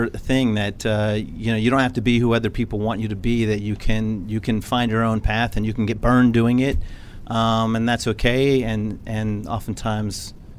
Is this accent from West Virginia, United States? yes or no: no; San Antonio, Texas, United States; I'm originally from San Antonio, Texas.